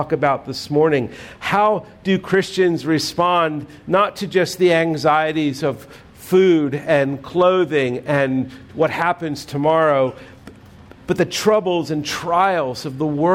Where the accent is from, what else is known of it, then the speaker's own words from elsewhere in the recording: United States; we are citizens of the United States